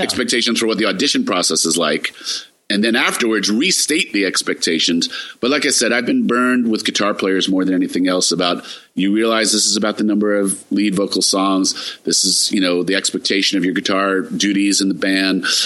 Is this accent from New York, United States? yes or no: yes; New York City, New York, United States; Growing up in New York